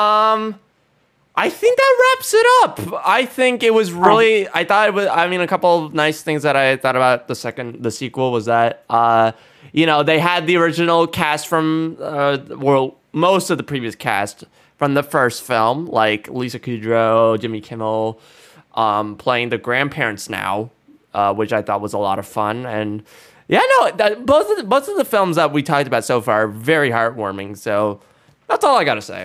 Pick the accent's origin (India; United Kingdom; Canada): India; as an Indian